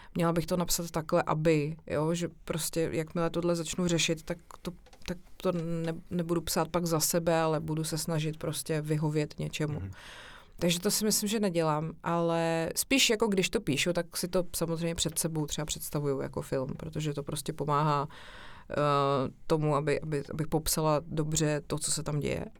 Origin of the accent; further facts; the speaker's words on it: Czechia; moved away; also born or lived in Prague; vyrůstala jsem vlastně hodně na chalupě v Pošumaví a u babičky na vesnici